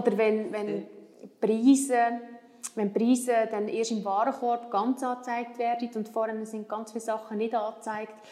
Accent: Switzerland; wir als Schweizer

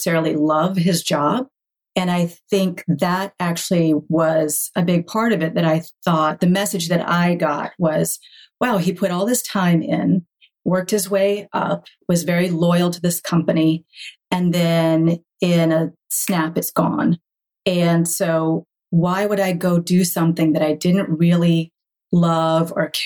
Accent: High Point, North Carolina, United States; I grew up in North Carolina in the furniture capital of the world.

